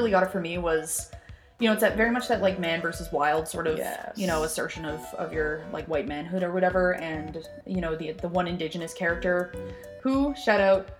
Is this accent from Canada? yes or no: yes; Calgary, Alberta, Canada; growing up in Otusquan at Calgary